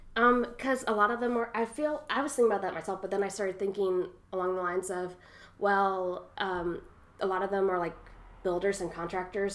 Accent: Louisville, Kentucky, United States; growing up in Louisville

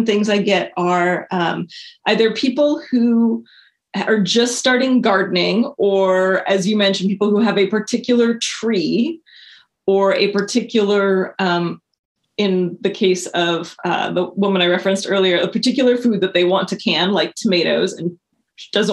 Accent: Montana, United States; moved away as an adult; now in Portland, United States; I moved out here right after my 18th birthday. I grew up in Montana.

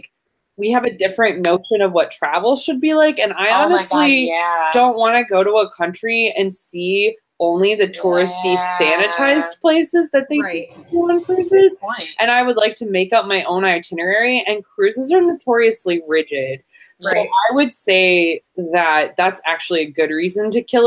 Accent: Michigan, United States; we're from Michigan.

